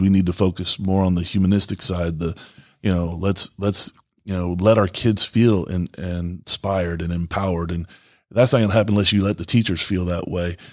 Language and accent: English; the South, United States; moved away; also born or lived in Florida / Grand Rapids, Michigan; I'm originally from the South